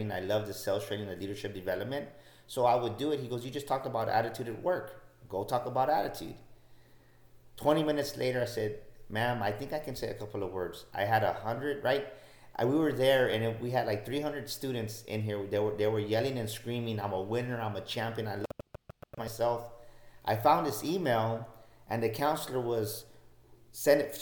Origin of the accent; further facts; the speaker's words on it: San Antonio, Texas, United States; I was born and raised in San Antonio